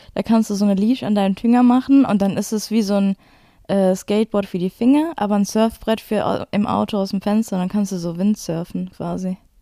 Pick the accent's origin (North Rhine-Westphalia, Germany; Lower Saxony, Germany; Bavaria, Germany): North Rhine-Westphalia, Germany; Duisburg; ich bin aus Duisburg